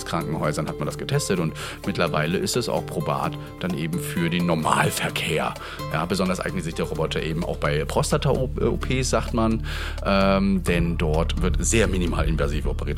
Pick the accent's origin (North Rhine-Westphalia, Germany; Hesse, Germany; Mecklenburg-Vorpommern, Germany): Mecklenburg-Vorpommern, Germany; Rostock; aus meiner Heimat, und zwar aus der Uni Rostock